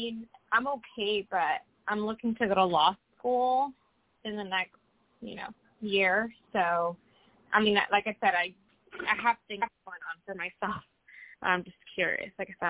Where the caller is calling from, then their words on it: Washington, United States; I'm calling from Washington State.